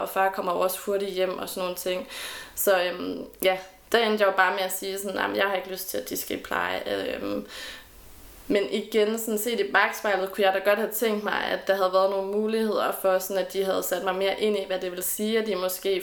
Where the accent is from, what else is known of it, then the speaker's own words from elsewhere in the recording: Randers, Central Denmark Region, Denmark; moved away as an adult; also born or lived in Aalborg; now in Aarhus, Denmark; det her hjemme i Randers